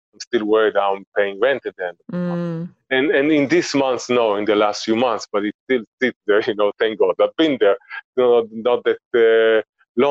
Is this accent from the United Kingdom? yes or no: no; Israel; now in Antigua Guatemala, Guatemala; we grew up in Israel